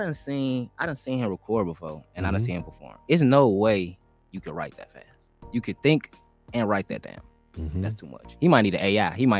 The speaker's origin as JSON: {"language": "English", "region": "Indiana", "country": "United States", "said": "a lot of my fans know me and know that I'm from Indiana originally."}